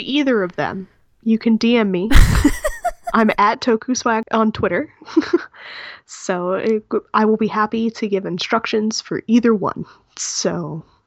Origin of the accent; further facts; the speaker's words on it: California, United States; I'm from California